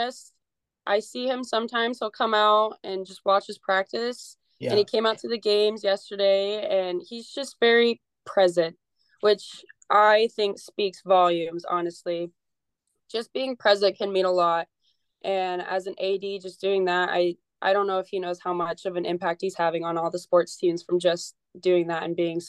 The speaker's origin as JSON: {"language": "English", "town": "Billings", "region": "Montana", "country": "United States", "tie": "born or raised there", "said": "I am from Billings and I played for a small local summer ball association"}